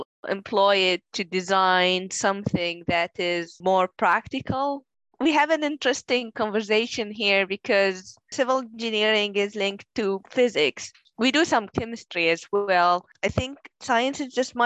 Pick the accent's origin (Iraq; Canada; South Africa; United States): Iraq; moved away as an adult; now in United Kingdom; I'm originally from Iraq, where I did my undergrad.